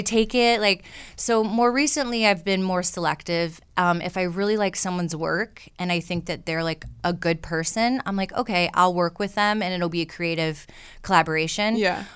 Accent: Michigan, United States; moved away as an adult; also born or lived in Atlanta; I grew up in Michigan in a very, like I said, like 2,000 people

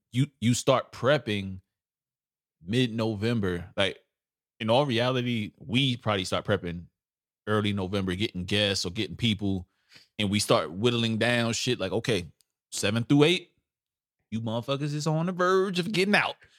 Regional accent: New York City, New York, United States; I'm a old school New York. I'm from Brooklyn. We don't claim upstate

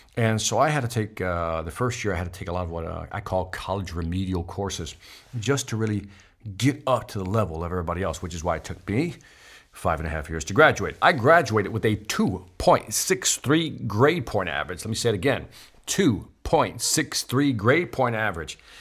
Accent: Chicago, Illinois, United States; my family's originally from Puerto Rico, but I was born and raised in Chicago

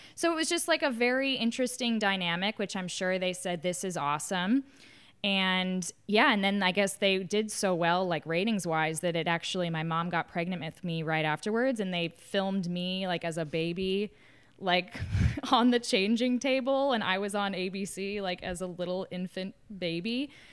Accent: the South, United States; also born or lived in New York City; I'm from the South where, like, you get married younger

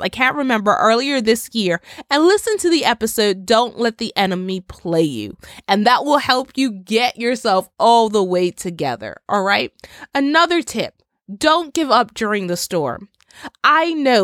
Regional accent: Bermuda; I come from Bermuda. Bermuda is an island in the Atlantic, and I can't tell you the amount of times within my twenty-six years that my family and I had to prepare for a storm or a hurricane

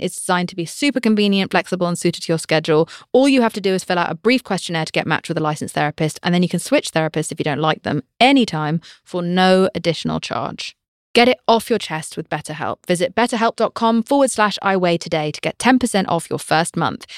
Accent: United Kingdom; I'm British. We are told to never say how we're feeling about anything ever

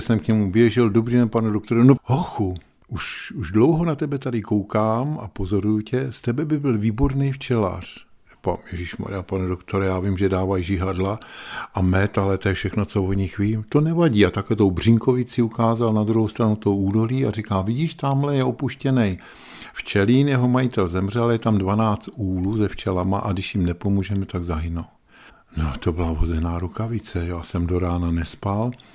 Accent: Svoboda nad Úpou, Hradec Králové Region, Czechia; moved away as an adult; now in Pardubice, Czechia; Já pocházím z Krkonoš, kde jsem se narodil

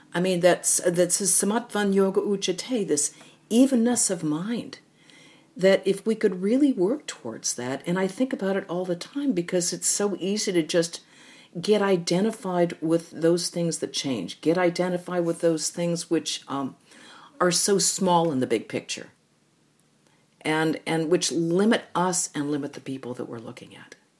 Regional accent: United States; we, as Americans

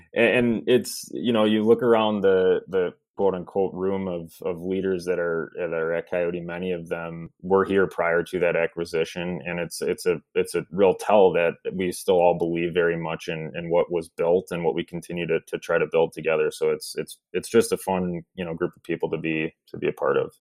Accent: Milwaukee, Wisconsin, United States; I grew up in the you know the suburbs of Milwaukee

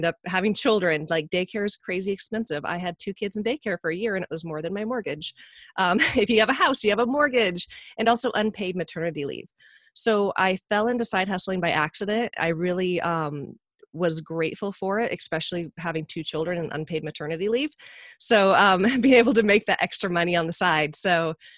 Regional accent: Medford, Oregon, United States; we were both from Medford, Oregon

